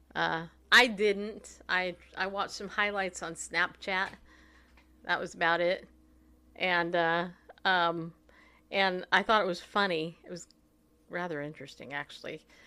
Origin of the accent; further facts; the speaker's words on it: United States; as American Christians